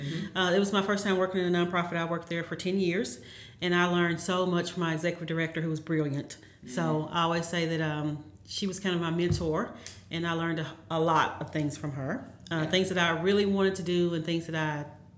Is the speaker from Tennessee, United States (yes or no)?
yes; Jackson, Tennessee, United States; also born or lived in Memphis, Tennessee; I'm originally from Jackson, born and raised, graduate of Northside High School